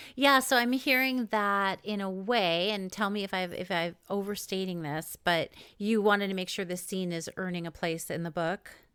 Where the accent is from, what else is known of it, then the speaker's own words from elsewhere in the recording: East Coast, United States; moved away; I'm from the East Coast originally